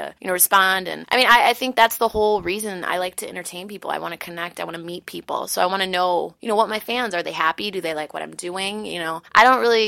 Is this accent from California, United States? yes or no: no; Chicago, Illinois, United States; also born or lived in Los Angeles; I was born in Chicago. I was born on the south side of Chicago. My parents moved to the north side. I went to FXW, St. Ignatius.